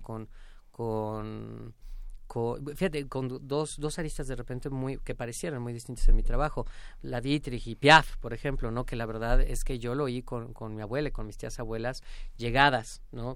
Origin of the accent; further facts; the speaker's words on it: Mexico; siendo un cantante mexicano haciendo música mexicana